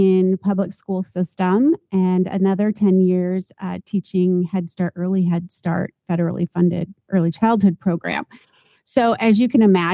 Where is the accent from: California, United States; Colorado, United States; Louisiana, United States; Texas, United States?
California, United States; Southern; moved away; also born or lived in Iowa; I am a product of growing up in Southern California in the 70s.